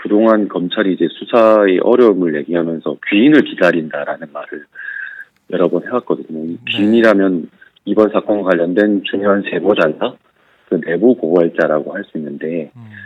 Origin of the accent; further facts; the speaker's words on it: Busan, South Korea; 제가 사실 부산이